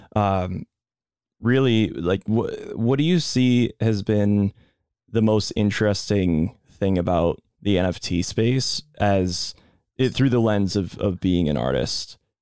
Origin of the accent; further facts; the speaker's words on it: Boston, Massachusetts, United States; we're both from Boston